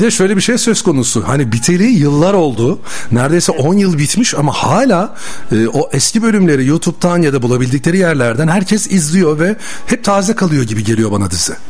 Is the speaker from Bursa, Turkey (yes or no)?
yes; Bursa, Turkey; Bir Bursalı olarak ben ne zaman İstanbul'a gelsem koşa koşa geri geliyorum Bursa'ya